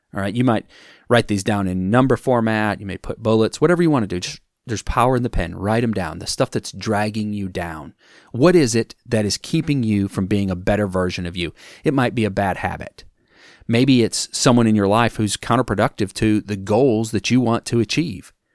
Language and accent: English; Wisconsin, United States; moved away; I'm from Wisconsin originally.